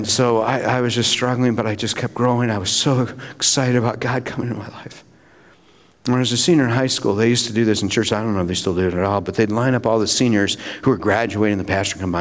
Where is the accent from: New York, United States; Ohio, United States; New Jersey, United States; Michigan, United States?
Michigan, United States; Battle Creek; I got invited to a Wesleyan Church in my hometown, Battle Creek